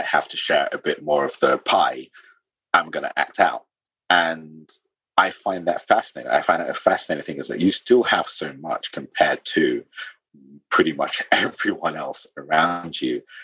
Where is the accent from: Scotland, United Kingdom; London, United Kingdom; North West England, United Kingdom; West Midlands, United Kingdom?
London, United Kingdom; also born or lived in Sierra Leone; I'm a Londoner, but I'm also, you know, Sierra Leonean.